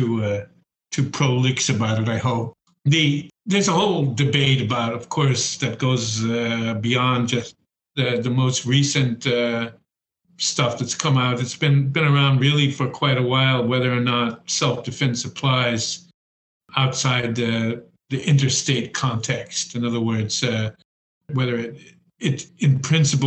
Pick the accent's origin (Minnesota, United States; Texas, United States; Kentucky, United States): Texas, United States; El Paso; now in Netherlands; I grew up in El Paso